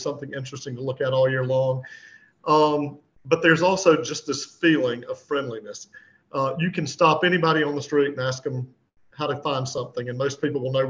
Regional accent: Greenville, South Carolina, United States; my hometown

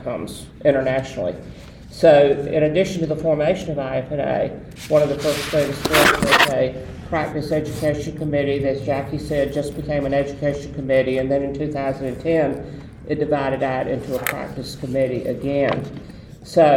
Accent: the South, United States; some people would say English wasn't my first language either, coming from the South

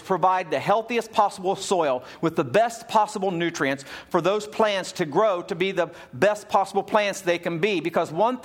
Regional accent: Ohio, United States; When I was a little kid, growing up in Ohio, we lived out in the hillside

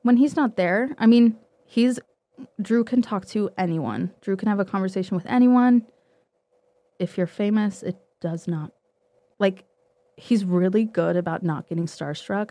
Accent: Utah, United States; moved away as an adult; we're both from Utah. I'd go home to visit family

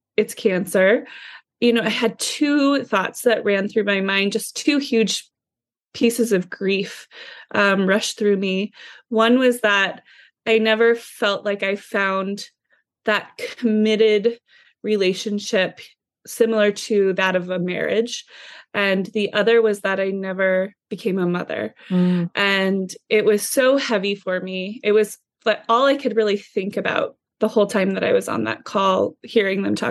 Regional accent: Midwest, United States; I was raised in the Midwest.

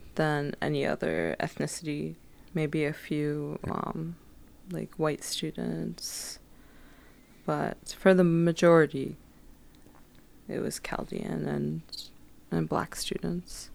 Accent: Detroit, Michigan, United States; also born or lived in Frankfurt, Germany / Phoenix, Arizona; when we first moved to Michigan, we were in Highland Park area, which is right in Detroit.

